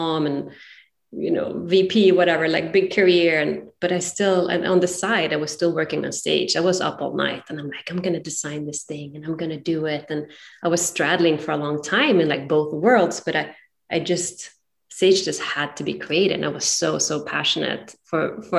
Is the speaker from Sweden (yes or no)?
yes; Sweden; moved away as an adult; now in San Francisco, United States; I'm originally from Sweden and found myself moved to San Francisco about 20 years ago